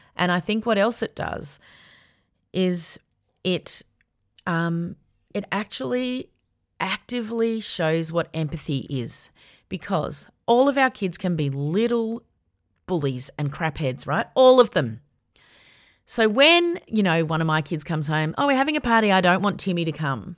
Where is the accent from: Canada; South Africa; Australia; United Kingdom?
Australia; Melbourne, Victoria; also born or lived in Sydney; when I was ten, we moved from Sydney to Melbourne